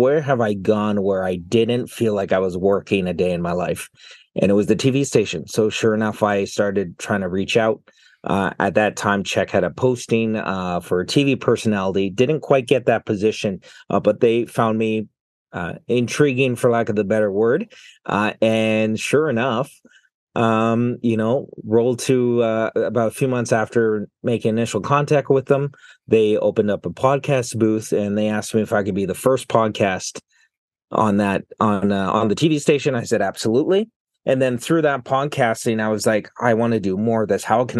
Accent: British Columbia, Canada; now in Burnaby, Canada; I grew up on Vancouver Island. I'm temporarily in Burnaby studying at BCIT.

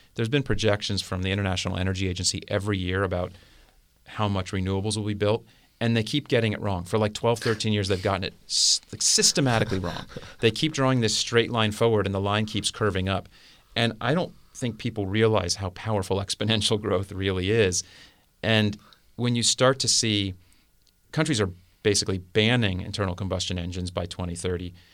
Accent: South Florida, United States; I grew up in South Florida.

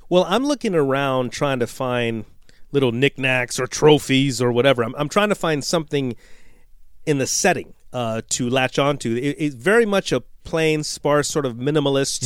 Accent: United States; I'm, I'm an American. Jason and I are Americans

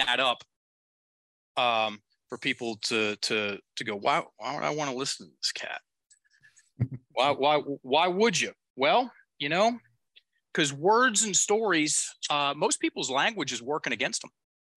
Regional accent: the South, Appalachian Mountains, United States; I'm from the South, from the Appalachian Mountains

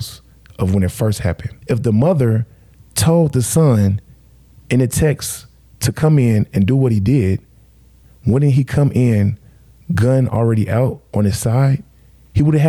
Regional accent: Midwest, United States; I'm from the Midwest

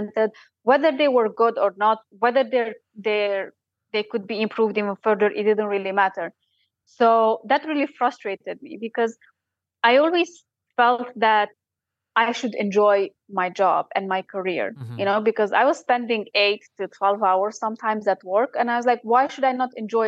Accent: Romania; now in Sheffield, United Kingdom; I'm from Romania

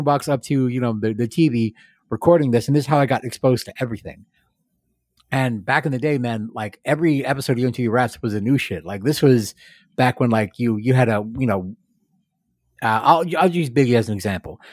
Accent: Yuma, Arizona, United States; I grew up here in Yuma

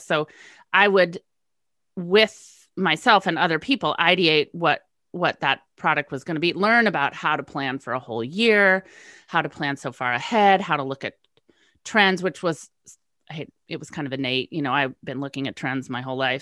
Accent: West Coast, United States; moved away; West Coast girl moves east.

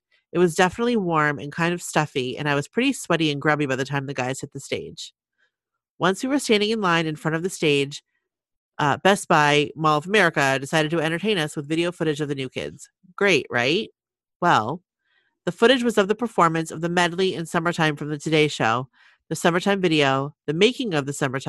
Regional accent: Milwaukee, Wisconsin, United States; I said no, since I'm from Milwaukee.

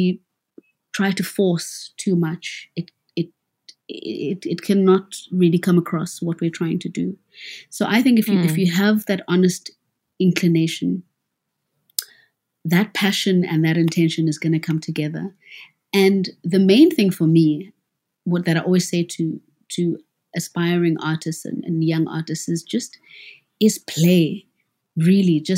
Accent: South Africa; as a South African

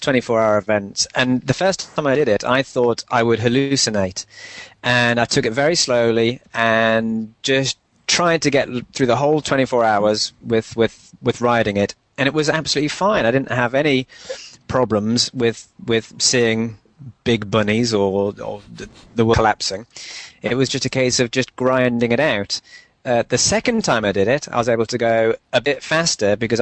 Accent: Newcastle upon Tyne, North East England, United Kingdom; my hometown, Newcastle

